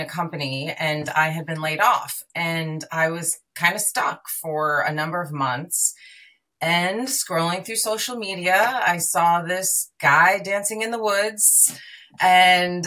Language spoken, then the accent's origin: English; New York, United States; now in California, United States; I live in California. I'm originally from New York